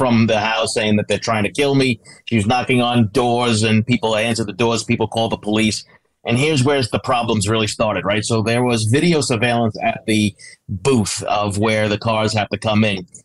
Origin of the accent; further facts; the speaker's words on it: Long Island, New York, United States; I grew up on Long Island. I lived there practically my whole life.